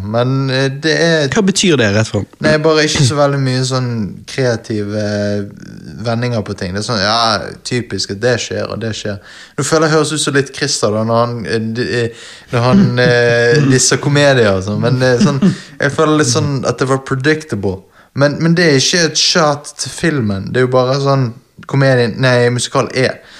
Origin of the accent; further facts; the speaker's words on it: Western Norway, Norway; Nei, jeg er fra Vestlandet.